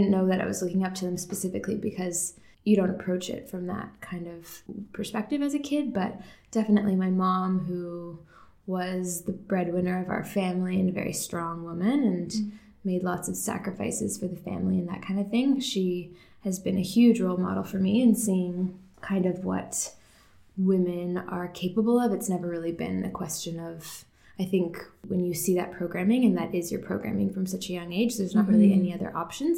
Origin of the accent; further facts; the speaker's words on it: Markham, Ontario, Canada; also born or lived in Toronto; I was born in Toronto, grew up in Markham mostly